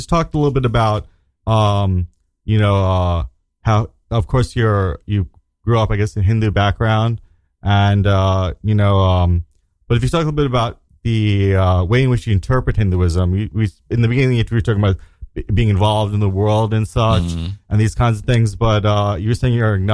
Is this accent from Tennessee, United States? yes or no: no; New York City, New York, United States; I grew up in Staten Island.